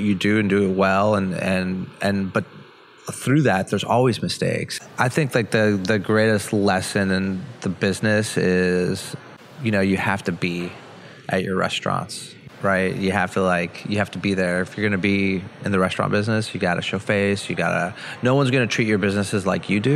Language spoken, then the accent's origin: English; Montreal, Quebec, Canada; moved away; I grew up in Montreal, and then, you know, I grew up in, you know, big Greek family